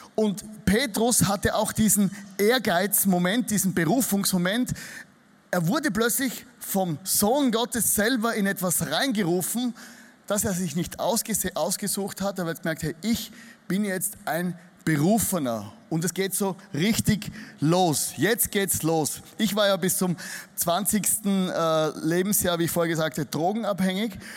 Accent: Styria, Austria; accent: Austrian dialect; also born or lived in Vienna; ich komme nicht aus Wien, ich komme aus der Steiermark. Das ist so das Bayern von Österreich. Also wenn ihr mich nicht versteht, dann liegt es daran nicht, dass du nicht gut hörst, sondern ich spreche einen österreichischen Dialekt

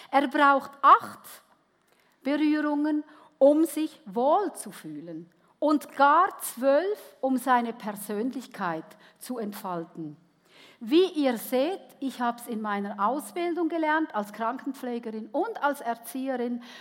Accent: Switzerland; Ich wurde als Gastarbeiterkind geboren in der Schweiz. Meine Eltern waren Wirtschaftsflüchtlinge nach dem Zweiten Weltkrieg und ich durfte als Gast in einem ganz goldigen Heididorf aufwachsen.

